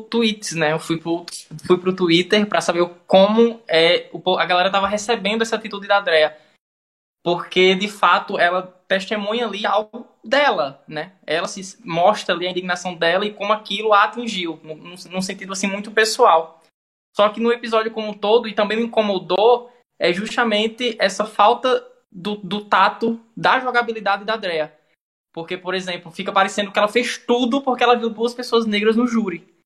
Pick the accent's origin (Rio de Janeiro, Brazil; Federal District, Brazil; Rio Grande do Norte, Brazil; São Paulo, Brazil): Rio Grande do Norte, Brazil; Caicó; eu sou daqui de Caicó, né, interior do Rio Grande do Norte.